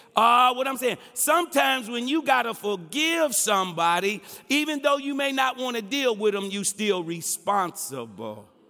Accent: Detroit, Michigan, United States; I'm from Hockeytown, U S

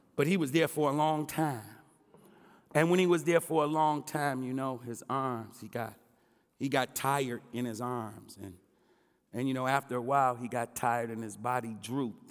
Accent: Detroit, Michigan, United States; I'm from Hockeytown, U S

